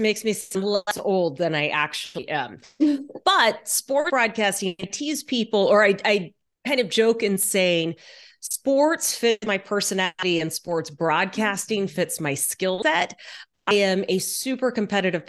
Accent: Texas, United States; moved away as an adult; also born or lived in Louisiana; now in Seattle, United States; I was born in Louisiana, grew up mostly in Texas. My family is still in Houston, but I have lived in Seattle for more than 22 years now

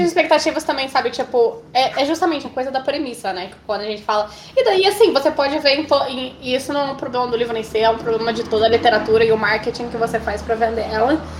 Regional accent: Brazil; a gente é brasileiro

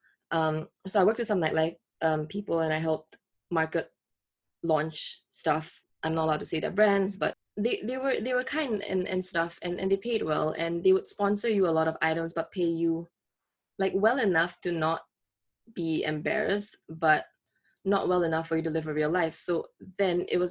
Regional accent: Singapore; moved away; I grew up in Singapore.

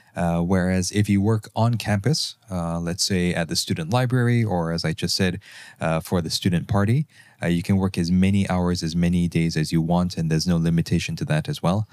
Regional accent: Malaysia; moved away as an adult; also born or lived in Germany; As a Malaysian

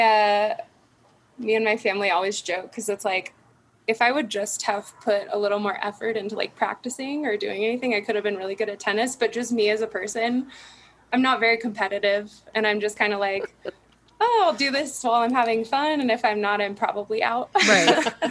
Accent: Derby, Kansas, United States; also born or lived in Topeka, Kansas / El Dorado, Kansas; moved to Derby, Kansas for most of my childhood and high school and everything

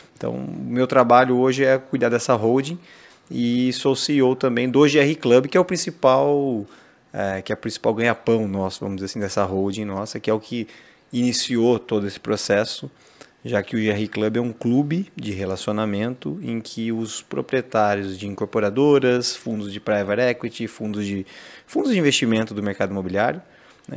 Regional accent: Brazil; moved away as an adult; also born or lived in London; eu sou brasileiro, tô aqui

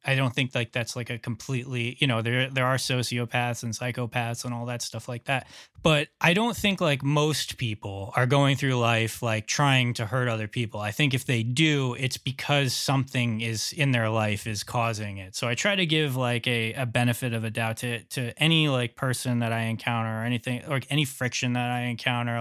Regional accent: New York, United States; New York? That's where I'm from

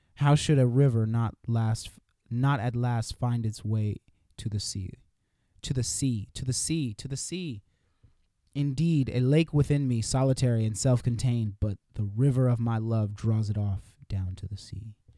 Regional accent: California, United States; I'm from California

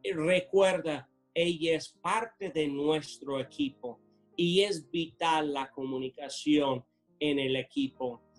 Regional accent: United States; Spanish is a second language; moved away as an adult; now in Tula, Mexico; Yo siendo americano en Estados Unidos celebramos el Día de Acción de Gracias.

